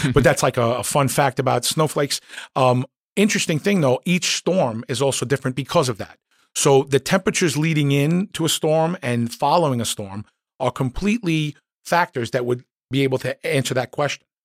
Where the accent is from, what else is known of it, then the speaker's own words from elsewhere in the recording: New York City, New York, United States; I grew up in Queens.